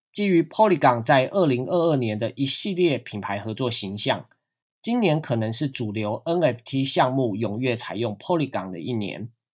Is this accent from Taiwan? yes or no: yes; Taiwan; 对于我们台湾人来说，就是银行跨国电汇的管道暂时关闭